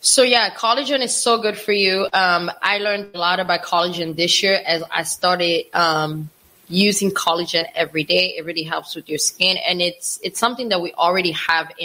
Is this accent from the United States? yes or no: no; DR Congo; moved away; I'm from Congo, DRC, not Congo, Brazzaville.